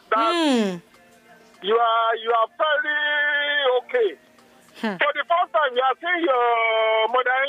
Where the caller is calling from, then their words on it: Ikorodu, Lagos, Nigeria; I'm calling from Ikorodu.